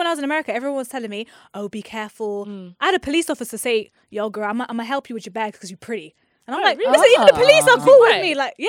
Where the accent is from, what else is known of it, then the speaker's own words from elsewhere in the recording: London, United Kingdom; I'm from London.